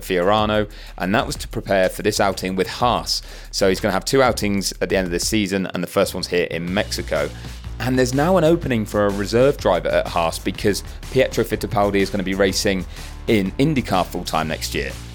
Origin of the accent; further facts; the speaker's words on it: United Kingdom; as a Brit